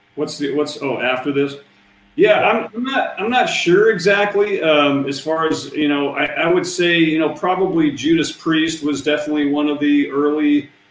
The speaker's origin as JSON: {"language": "English", "town": "Seattle", "region": "Washington", "country": "United States", "said": "We're from Seattle."}